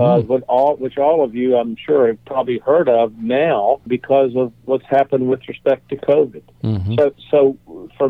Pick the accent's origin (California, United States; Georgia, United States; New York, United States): Georgia, United States; North; moved away as an adult; now in Nashville, United States; I grew up in North Georgia